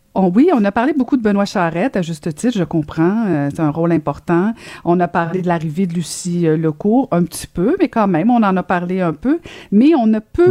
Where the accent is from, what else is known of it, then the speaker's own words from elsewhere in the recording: Longueuil, Quebec, Canada; ma ville natale.